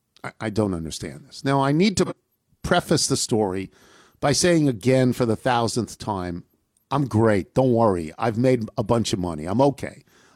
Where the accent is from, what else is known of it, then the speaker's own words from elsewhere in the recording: Brooklyn, New York, United States; I grew up in Brooklyn, Midwood High School.